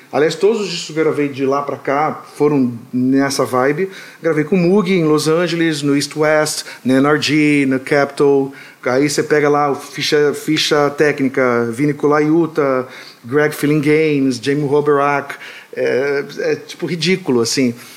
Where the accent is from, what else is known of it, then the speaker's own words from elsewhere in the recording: Rio de Janeiro, Brazil; now in United States; me sinto carioca, completamente carioca da Tijuca